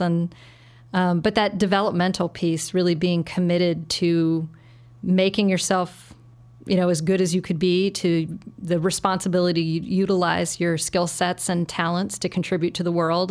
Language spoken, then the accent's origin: English; Saint Paul, Minnesota, United States; moved away as an adult; now in Chicago, United States; I grew up in Saint Paul, um, and, which was a, a wonderful place to grow up